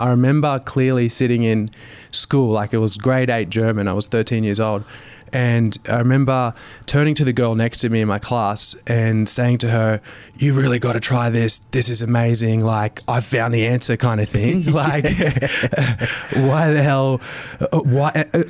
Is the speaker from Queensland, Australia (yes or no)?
yes; Brisbane, Queensland, Australia; West End in Brisbane.